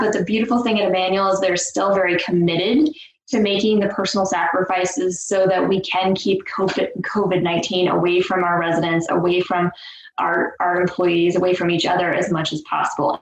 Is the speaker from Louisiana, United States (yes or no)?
no; Nebraska, United States; moved away as an adult; I'm born and raised in Nebraska. I've lived all over the country. Uh, I've moved around and then decided that I wanted to come back to my roots